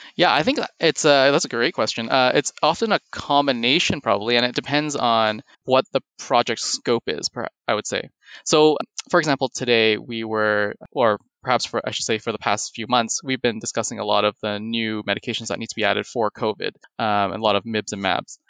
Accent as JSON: {"language": "English", "town": "Toronto", "region": "Ontario", "country": "Canada", "tie": "born or raised there", "also_born_or_lived": "Hamilton, Canada", "said": "am born and raised in Toronto, in Canada"}